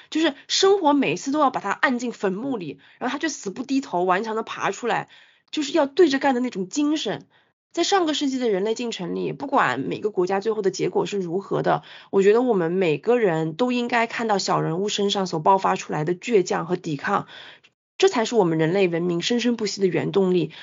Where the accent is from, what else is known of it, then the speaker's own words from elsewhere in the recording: China; 我们中国人作为北亚战场的惨烈伤亡，